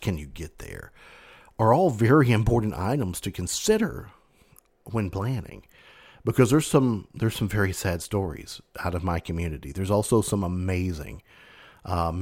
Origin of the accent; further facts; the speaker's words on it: Mayfield, Kentucky, United States; Mayfield is my hometown. Graduated high school and Graves County High School out of Mayfield.